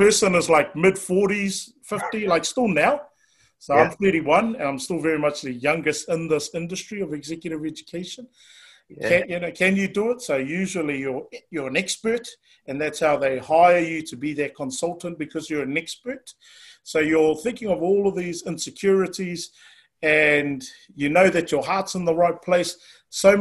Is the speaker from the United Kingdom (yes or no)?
no; Auckland, New Zealand; born and raised out in West Auckland